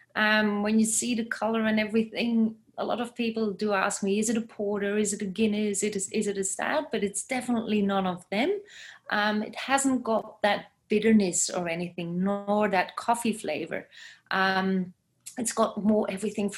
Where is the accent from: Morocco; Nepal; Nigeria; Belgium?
Belgium; English is a second language; now in Gold Coast, Australia; it's not that we Belgians are grouping together in communities and such